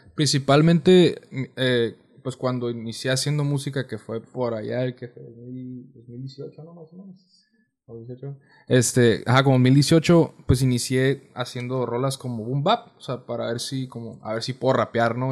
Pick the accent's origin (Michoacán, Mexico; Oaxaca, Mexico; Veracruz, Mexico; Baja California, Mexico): Baja California, Mexico; Mexicali; soy de Mexicali, tengo 21 años.